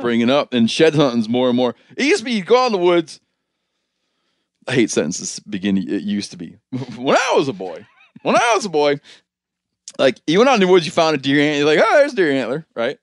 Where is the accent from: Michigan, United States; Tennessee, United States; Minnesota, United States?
Michigan, United States; moved away; I grew up in Michigan